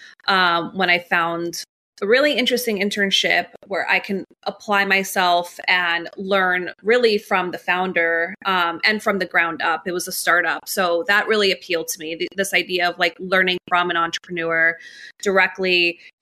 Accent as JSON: {"language": "English", "town": "New York City", "region": "New York", "country": "United States", "tie": "born or raised there", "also_born_or_lived": "Miami", "said": "My parents came here from Colombia, landed in Jackson Heights in Queens. So I grew up in New York my whole life, pretty much"}